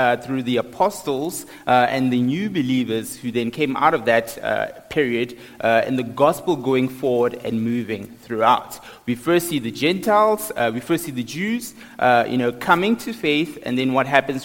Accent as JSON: {"language": "English", "town": "Johannesburg", "region": "Gauteng", "country": "South Africa", "tie": "born or raised there", "moved": "as an adult", "lives_now": "Pretoria, South Africa", "said": "I grew up in Johannesburg"}